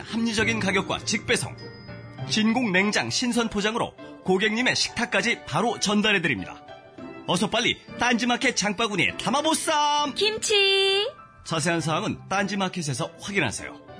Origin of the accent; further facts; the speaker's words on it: Incheon, South Korea; 인천 제 고향 인천.